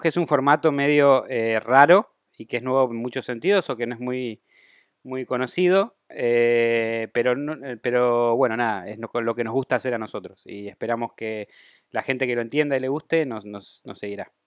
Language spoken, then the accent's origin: Spanish; Argentina